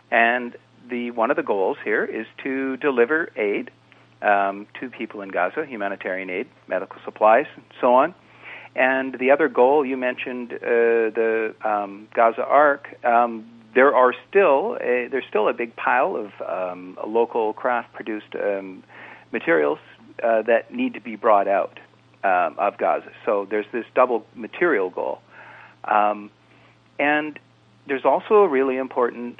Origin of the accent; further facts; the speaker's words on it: Canada; as a Canadian